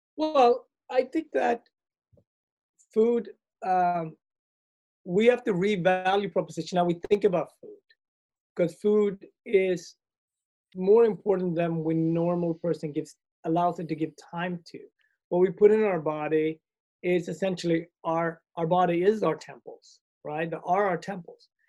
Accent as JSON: {"language": "English", "country": "Sweden", "tie": "born or raised there", "also_born_or_lived": "Ethiopia / Asia / Europe / America", "moved": "yes", "said": "I grew up in Sweden."}